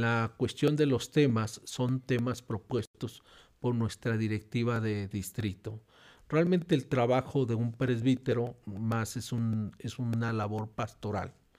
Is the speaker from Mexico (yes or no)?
yes; Guadalajara, Jalisco, Mexico; Nací, nací en Guadalajara y eso, nací en Guadalajara porque mi papá era estudiante en un instituto bíblico